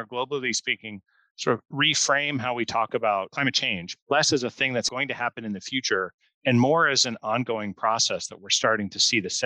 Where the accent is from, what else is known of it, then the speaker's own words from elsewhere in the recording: Pacific Northwest, United States; I grew up in the Pacific Northwest, just on the southern side of the Canadian border here in the United States